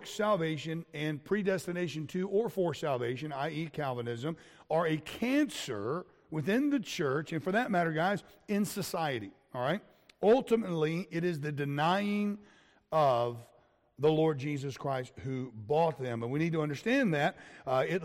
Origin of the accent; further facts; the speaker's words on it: Florida, United States; I grew up in Florida with the alligators